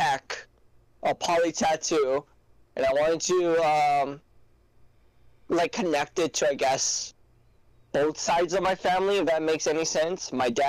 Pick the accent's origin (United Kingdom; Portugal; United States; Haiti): United States; Hawaii; moved away; I was raised in Hawaii. I was still living in Hawaii